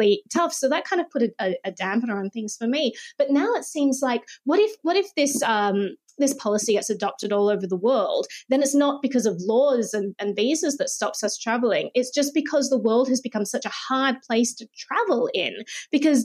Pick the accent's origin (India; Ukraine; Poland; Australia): Australia